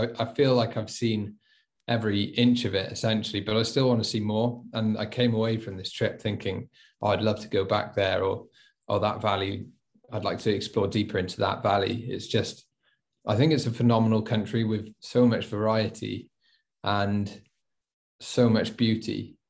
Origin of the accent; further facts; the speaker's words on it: Wales, United Kingdom; I'm born and bred in Wales, even though I don't really have much of an accent, and I just love exploring my home country.